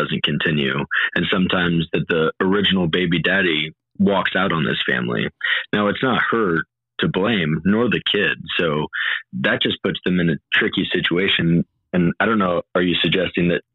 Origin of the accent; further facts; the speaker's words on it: United States; I'm from the United States.